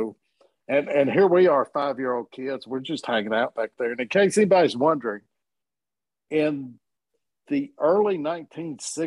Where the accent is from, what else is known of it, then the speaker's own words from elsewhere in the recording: Warren, Arkansas, United States; I'm from Southeast Arkansas. I'm from Warren, Arkansas